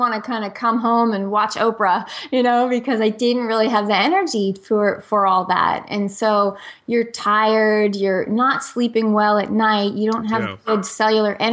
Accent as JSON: {"language": "English", "region": "New Jersey", "country": "United States", "moved": "yes", "said": "I'm from New Jersey originally, and I say I was raised on pizza, pasta, and antibiotics."}